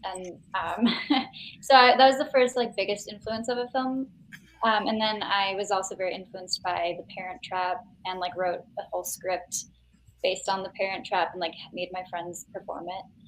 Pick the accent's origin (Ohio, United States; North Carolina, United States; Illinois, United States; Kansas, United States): Illinois, United States; Chicago; I was born in the city, and then technically grew up in a suburb, and then moved back